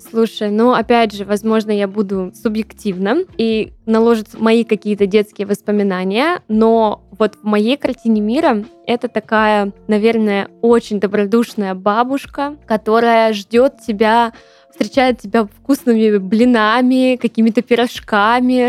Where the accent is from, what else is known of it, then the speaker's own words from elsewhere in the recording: Tambov, Tambov Oblast, Russia; moved away; наша моя малая родина славится многими знаменитыми людьми